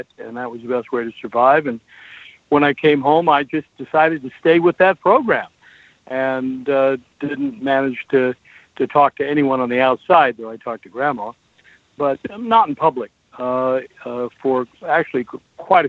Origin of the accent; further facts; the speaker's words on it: Portland, Oregon, United States; I was born and raised in Portland, Oregon.